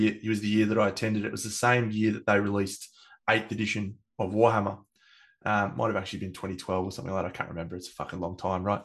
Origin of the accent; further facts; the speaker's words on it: Australia; I'm Australian